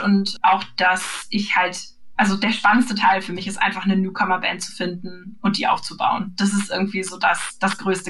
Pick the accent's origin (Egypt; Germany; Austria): Germany; Northern Germany; das sage ich als Norddeutsche